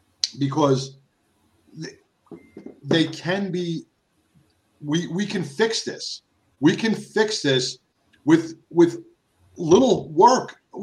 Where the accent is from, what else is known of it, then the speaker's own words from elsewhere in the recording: Hurst, Texas, United States; from Hearst, which is my hometown my neighborhood right here.